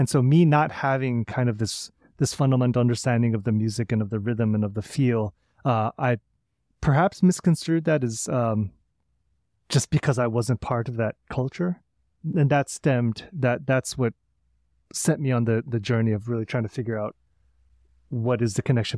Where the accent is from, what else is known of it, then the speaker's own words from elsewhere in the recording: St. Louis, Missouri, United States; So I grew up in St. Louis playing classical flute, having parents both in the St. Louis Symphony Orchestra, and really being immersed in that through high school.